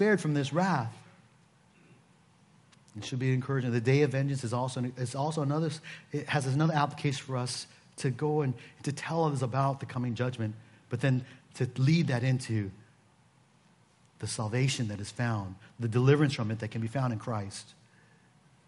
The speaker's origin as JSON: {"language": "English", "town": "Seattle", "region": "Washington", "country": "United States", "moved": "yes", "said": "I come from Seattle"}